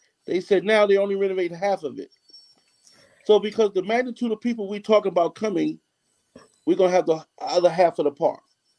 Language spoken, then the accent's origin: English; New York City, New York, United States; also born or lived in Queens; born and raised in Harlem, came to Queens when I was 16, 17, left Queens at 22.